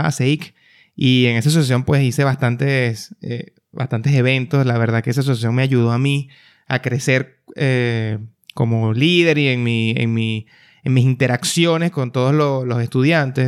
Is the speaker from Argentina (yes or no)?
no; Venezuela; moved away as an adult; now in Panama; nací en Venezuela, eh, desde, hace ya el 2014 emigré del país